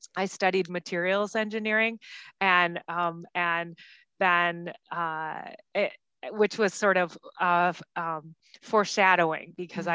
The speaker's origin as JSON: {"language": "English", "town": "Grand Rapids", "region": "Michigan", "country": "United States", "said": "I, I come from Grand Rapids, Michigan"}